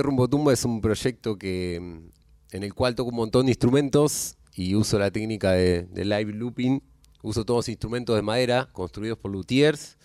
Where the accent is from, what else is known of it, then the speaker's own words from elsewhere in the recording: Campana, Buenos Aires Province, Argentina; yo soy de Campana y por donde pasa el río Paraná